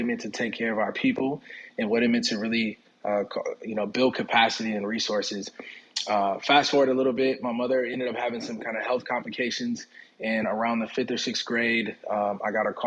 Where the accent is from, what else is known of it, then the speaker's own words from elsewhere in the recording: Minneapolis, Minnesota, United States; also born or lived in Jackson, Mississippi; moved up to Minneapolis when I was a baby. And so while I was raised and lived in Minneapolis and in Twin Cities most of my life